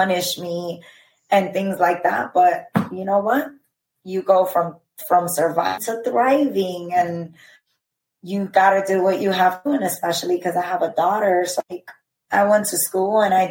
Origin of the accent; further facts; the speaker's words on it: Dominican Republic; I'm from the Dominican Republic